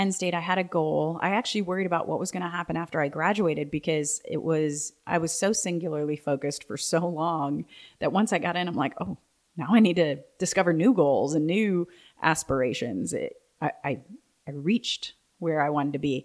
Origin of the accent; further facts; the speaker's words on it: Plymouth, Wisconsin, United States; moved away as an adult; now in Texas, United States; I'm from a small town, Plymouth, Wisconsin.